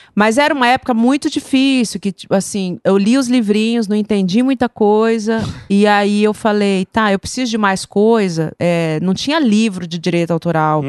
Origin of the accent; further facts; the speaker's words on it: Campo Grande, Mato Grosso do Sul, Brazil; Sou de Campo Grande. Hum. Campo Grandense nata